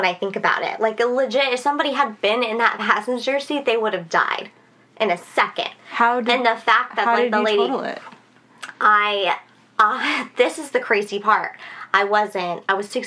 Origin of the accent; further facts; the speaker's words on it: San Antonio, Texas, United States; I grew up in San Antonio.